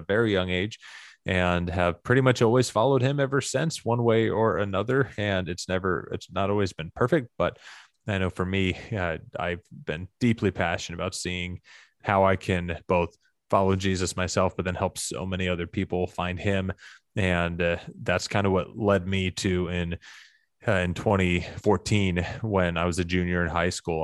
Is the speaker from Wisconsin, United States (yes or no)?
no; Arkansas, United States; my hometown in Arkansas where I was growing up